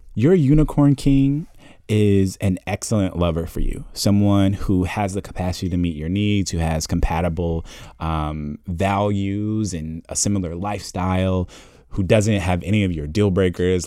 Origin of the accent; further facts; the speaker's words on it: Indianapolis, Indiana, United States; I'm originally from Indianapolis, Indiana